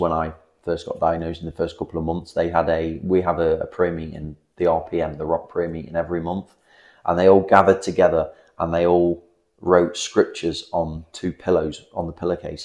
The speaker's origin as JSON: {"language": "English", "region": "England", "country": "United Kingdom", "said": "being English"}